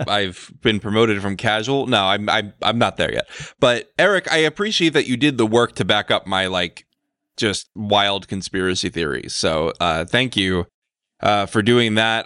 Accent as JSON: {"language": "English", "country": "United States", "said": "I'm an American"}